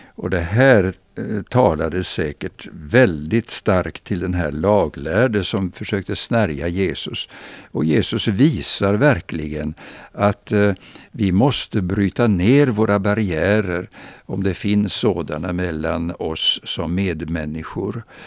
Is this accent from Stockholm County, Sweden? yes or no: no; Växjö, Kronoberg County, Sweden; jag minns min barndom i Växjö